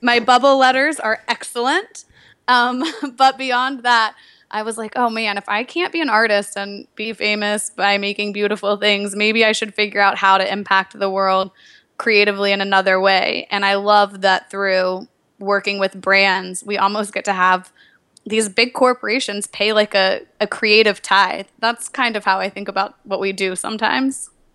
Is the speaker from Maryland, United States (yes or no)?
no; Nashville, Tennessee, United States; moved away; I'm from Nashville, Tennessee originally